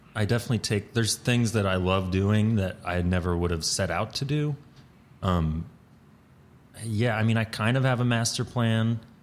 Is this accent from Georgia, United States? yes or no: yes; Atlanta, Georgia, United States; moved away as an adult; now in New York, United States; I grew up in Atlanta, like, in the city